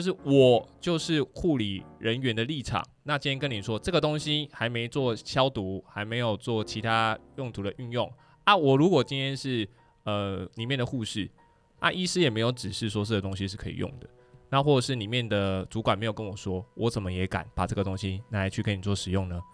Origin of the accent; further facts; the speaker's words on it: Taiwan; 我是台湾人啊